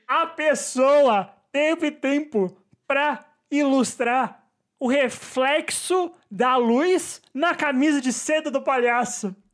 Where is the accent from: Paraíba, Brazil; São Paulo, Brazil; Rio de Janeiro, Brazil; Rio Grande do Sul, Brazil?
São Paulo, Brazil; São Bernardo do Campo; minha infância em São Bernardo